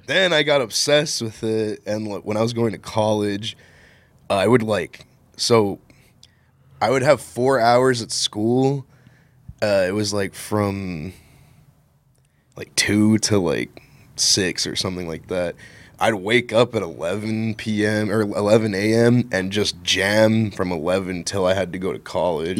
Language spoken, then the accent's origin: English; West Texas, United States; moved away as an adult; I'm not from here, I'm from West Texas